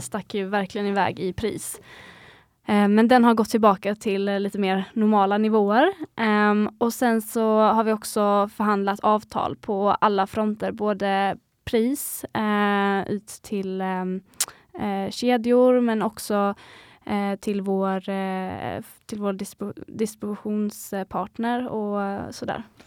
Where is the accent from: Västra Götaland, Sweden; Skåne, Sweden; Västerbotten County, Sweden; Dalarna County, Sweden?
Skåne, Sweden; Vi kommer från Skåne